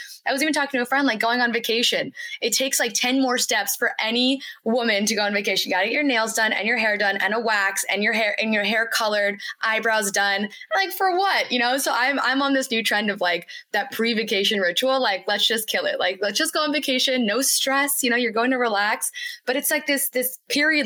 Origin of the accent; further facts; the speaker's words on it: United States; As an Indian American woman